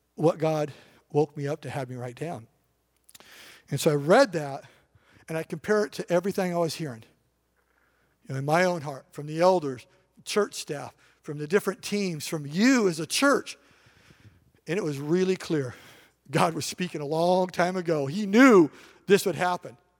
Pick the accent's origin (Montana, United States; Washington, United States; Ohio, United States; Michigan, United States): Washington, United States; Eastern; I grew up in Eastern Washington